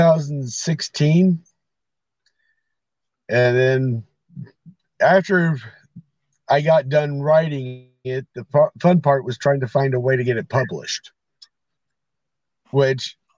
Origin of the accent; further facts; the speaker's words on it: Arizona, United States; also born or lived in California; now in Michigan, United States; I grew up on ranches. I grew up in Arizona and California